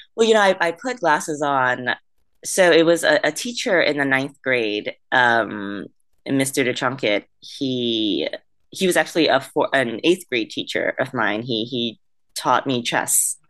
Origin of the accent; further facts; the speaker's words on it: Vietnam; moved away; I was born in Vietnam